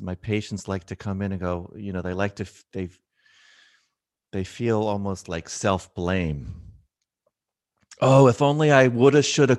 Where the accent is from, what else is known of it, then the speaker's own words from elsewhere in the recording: Philadelphia, Pennsylvania, United States; I'm from Philly, the city of brotherly love.